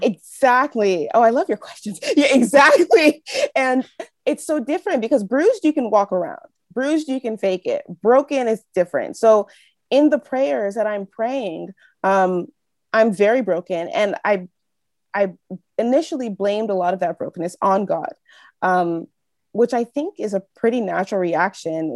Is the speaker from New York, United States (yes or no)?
no; Northern California, United States; moved away as an adult; now in Quebec, Canada; I grew up in, um, California, in Northern California